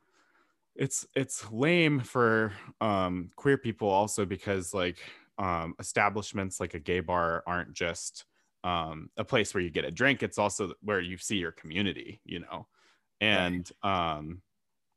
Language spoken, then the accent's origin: English; Fairbanks, Alaska, United States; also born or lived in Anchorage; I grew up in Fairbanks